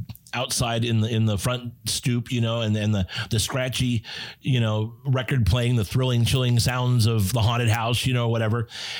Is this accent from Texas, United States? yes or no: no; Southern California, United States; growing up in Southern California